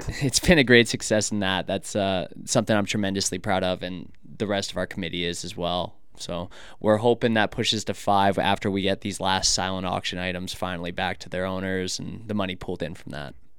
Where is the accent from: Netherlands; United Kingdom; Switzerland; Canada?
Canada; moved away as an adult; now in United States; I'm Canadian. So back in my country